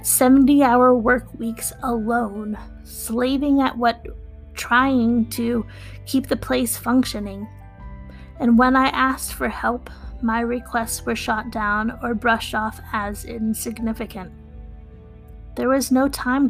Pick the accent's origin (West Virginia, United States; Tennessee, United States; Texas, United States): West Virginia, United States; Wheeling; I'm from Wheeling, West Virginia.